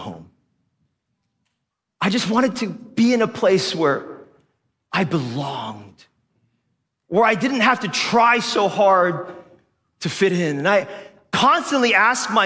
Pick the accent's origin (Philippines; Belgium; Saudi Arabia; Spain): Philippines; first language Tagalog; English is a second language; moved away; also born or lived in Korea (ancestry); I grew up here as a Filipino kid. I spoke Tagalog. It was my first language.